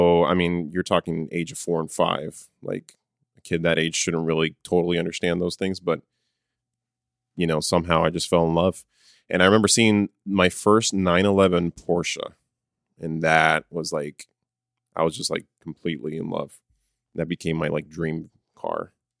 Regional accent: San Diego, California, United States; I just remember growing up in San Diego, California.

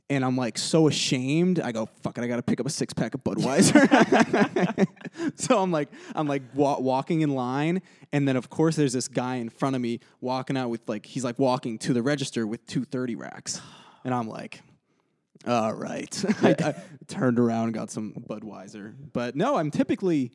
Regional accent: around Boston, Massachusetts, United States; I, like, grew up around Boston.

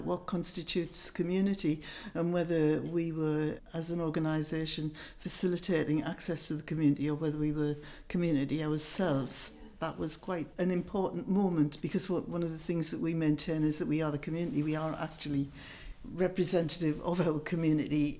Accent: Seaham, North East England, United Kingdom; moved away; Wasn't born in Seam, but raised in Seam from the age of about 18 months and left

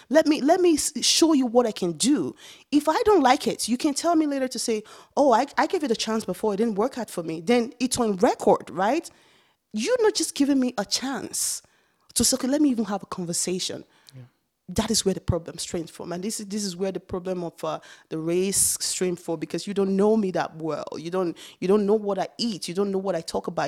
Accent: Nigeria; born or raised there; moved away as an adult; now in Canada

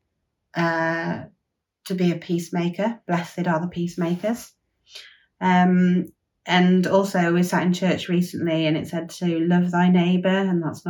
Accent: Withington, West Midlands, United Kingdom; I'm from Withington, a small village in Herefordshire

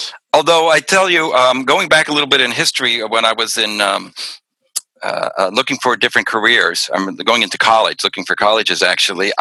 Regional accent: Pennsylvania, United States; growing up in Pennsylvania.

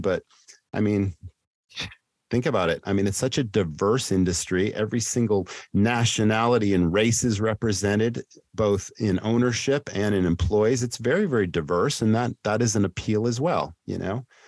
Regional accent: Massachusetts, United States; my hometown in Massachusetts where I grew up

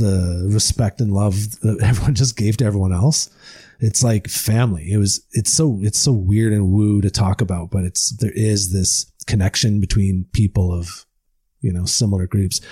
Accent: Deep River, Ontario, Canada; I am an Ontario boy. I grew up in the Ottawa Valley in, uh, uh, Deep River, Ontario.

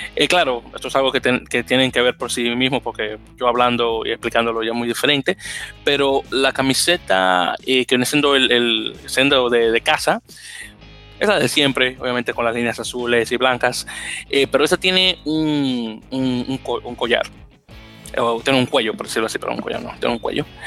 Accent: Dominican Republic; soy dominicano

